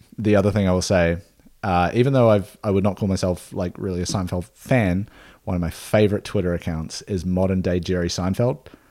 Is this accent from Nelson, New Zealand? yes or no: yes; Nelson, New Zealand; Nelson, New Zealand, my hometown